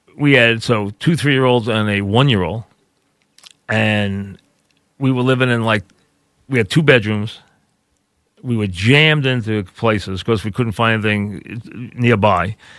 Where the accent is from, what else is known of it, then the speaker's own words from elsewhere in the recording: Long Beach, New York, United States; I grew up in a beach town. I'm from Long Beach